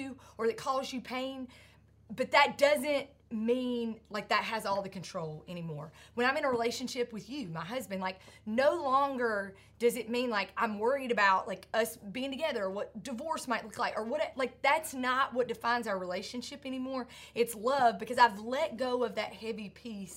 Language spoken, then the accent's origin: English; Sandy Ridge, North Carolina, United States; growing up in Sandy Ridge, North Carolina